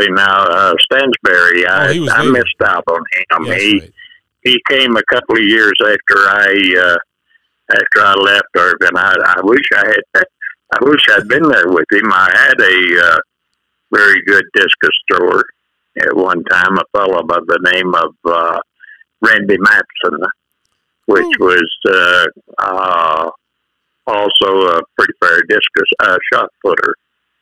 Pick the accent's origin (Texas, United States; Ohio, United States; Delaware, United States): Texas, United States; Borger; born or raised there; moved away as an adult; also born or lived in Sweetwater, Texas; now in El Paso, United States